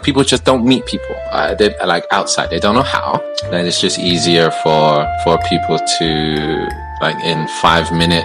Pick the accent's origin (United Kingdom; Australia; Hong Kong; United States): United Kingdom; England; I'm from England.